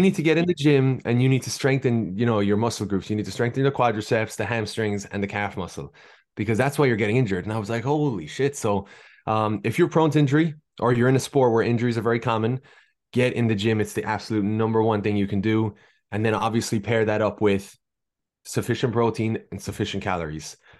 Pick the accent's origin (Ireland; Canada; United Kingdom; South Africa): Ireland; accent: Irish; moved away as an adult; now in Boston, United States; as you can hear from my accent, hailing from Ireland. I spent most of my life there, although I was born in Boston